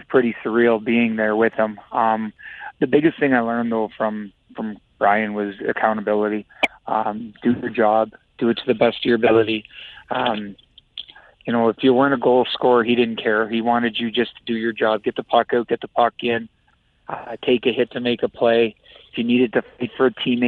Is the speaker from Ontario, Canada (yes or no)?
yes; Listowel, Ontario, Canada; I'm in my hometown, coaching junior hockey